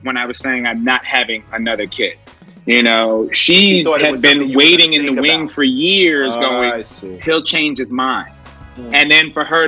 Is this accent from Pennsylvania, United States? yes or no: yes; Philadelphia, Pennsylvania, United States; moved away as an adult; now in Brooklyn, United States; Originally, I'm from Philly